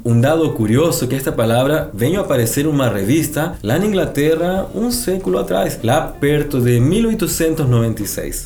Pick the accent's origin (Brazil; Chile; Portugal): Chile; Santiago, Santiago Metropolitan Region; Eu sou do Chile, especificamente de Santiago, que é a capital.